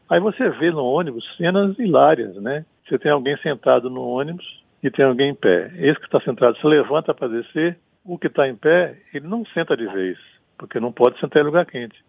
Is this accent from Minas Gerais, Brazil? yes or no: no; interior of Rio de Janeiro state, Brazil; now in Bahia, Brazil; eu não sou baiano, eu virei baiano. Nasci no interior do estado do Rio de Janeiro